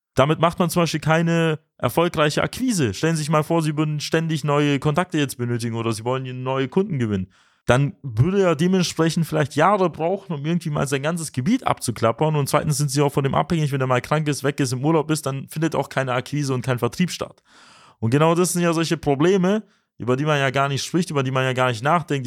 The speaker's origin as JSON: {"language": "German", "region": "Swabia", "country": "Germany", "said": "für uns als Schwaben, als moderne Schwaben"}